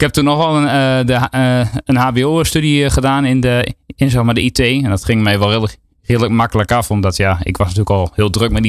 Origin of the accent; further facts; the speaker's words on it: Enschede, Overijssel, Netherlands; in Enschede. In Enschede. Eh, ja, ik probeer mijn accent een beetje te onderdrukken